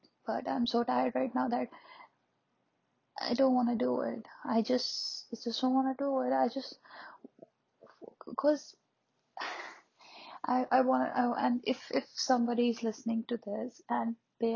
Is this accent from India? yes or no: yes; India; I'm an Indian